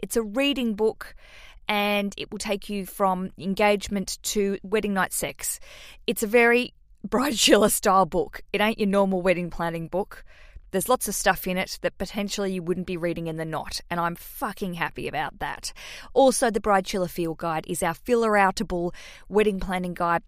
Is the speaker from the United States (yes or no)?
no; Australia; accent: Australian; to hear my accent, that's where I'm from